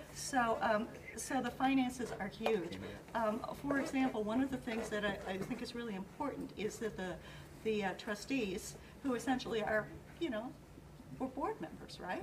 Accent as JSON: {"language": "English", "town": "Aurora", "region": "Illinois", "country": "United States", "tie": "born or raised there", "said": "I was born in a hospital that isn't even a hospital anymore. Yeah, I've been here too long."}